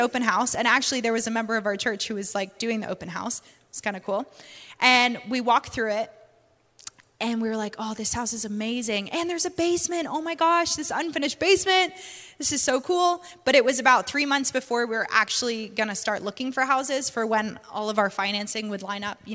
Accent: Canada; accent: Canadian and British; also born or lived in United Kingdom; now in North Carolina, United States; we're from Canada, so we always grew up with basements

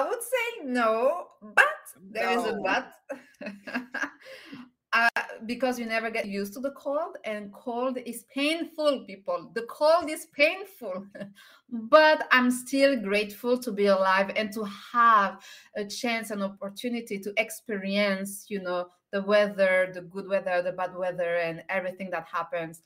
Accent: by the Mediterranean Sea, southern France, France; English is a second language; moved away; I'm French and I'm from Southern France. I was born and raised by the Mediterranean Sea

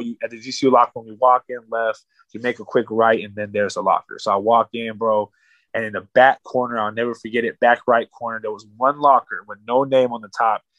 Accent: Winslow, Arizona, United States; from my hometown at that time, nobody was playing at no high level like that. So I got a chance to really make a, a name for Winslow, Arizona

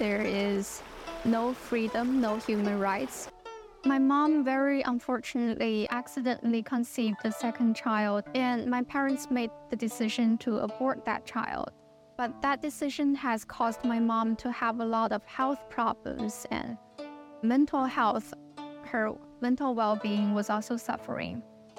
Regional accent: Qingdao, Shandong, China; moved away; I'm originally from Qingdao, China. I'm currently at Northwestern University. I'm a PhD student in communication science and disorders.

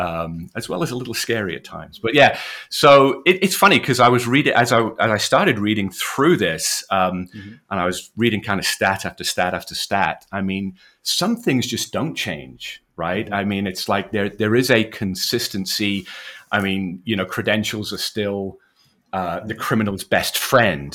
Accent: Wales, United Kingdom; You can tell from the accent, I'm from the UK, born and bred in Wales, educated there.

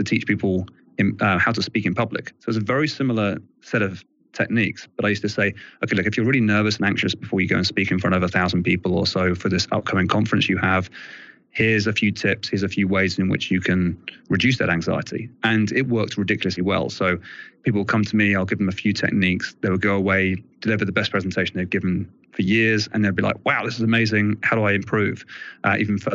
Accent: England, United Kingdom; accent: English; British; I'm all English accent.

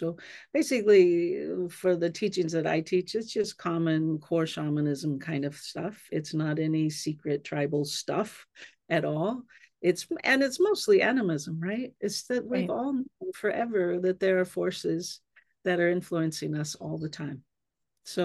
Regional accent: California, United States; So I was raised on the Yurok Reservation on the Klamath River.

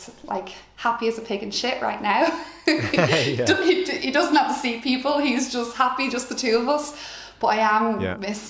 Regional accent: Wexford, Leinster, Ireland; we're all from Wexford, so I've always been around big family gatherings

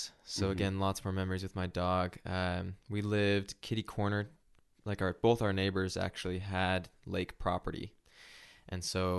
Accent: Salt Lake City, Utah, United States; born there; Yes. I was born in Salt Lake, Utah.

